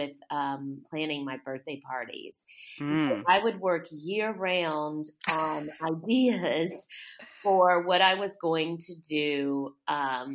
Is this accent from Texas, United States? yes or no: yes; South Texas, United States; also born or lived in New York; now in Savannah, United States; I grew up in South Texas, and then I moved to Savannah, a long time ago, because South Texas is so hot